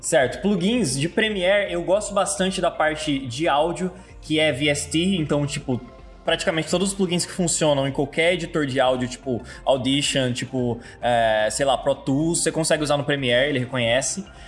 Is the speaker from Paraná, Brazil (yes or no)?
yes; Londrina, Paraná, Brazil; eu sou de Londrina